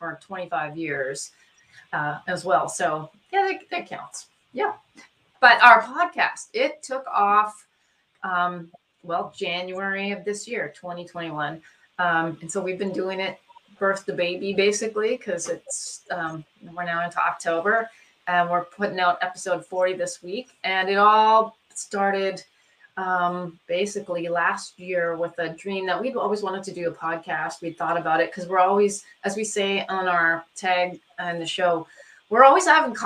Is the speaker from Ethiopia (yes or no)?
no; Canada; moved away as an adult; also born or lived in Saskatoon, Saskatchewan / Edmonton, Alberta; now in Oregon, United States; We both were born and raised in Canada, met at medical school in Saskatoon, Saskatchewan, University of Saskatchewan